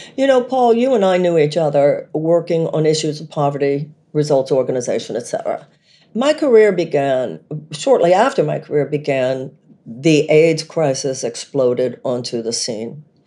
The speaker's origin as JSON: {"language": "English", "country": "United States", "said": "living as an American woman"}